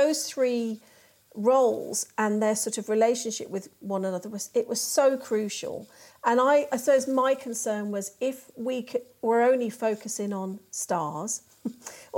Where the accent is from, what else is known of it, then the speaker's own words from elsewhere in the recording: Birmingham, West Midlands, United Kingdom; I grew up in Birmingham.